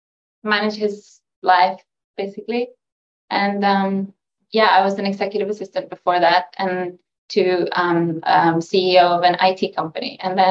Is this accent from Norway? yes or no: yes; Norway; accent: Norwegian; I'm from Norway.